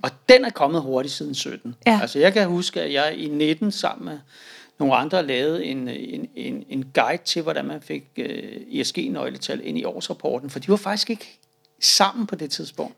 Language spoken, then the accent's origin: Danish; Denmark; som danskere